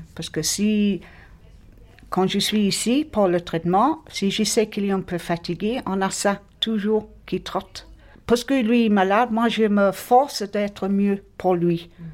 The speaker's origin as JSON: {"language": "French", "region": "England", "country": "United Kingdom", "second_language": "French", "moved": "yes", "lives_now": "Marignane, France", "said": "je suis anglaise d'origine, mais je suis française par adoption"}